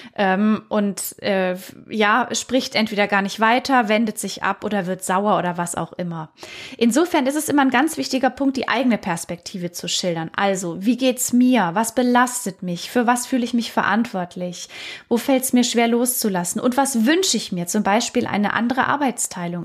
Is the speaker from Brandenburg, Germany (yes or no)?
no; Baden-Württemberg, Germany; ich komme ja aus Baden-Württemberg.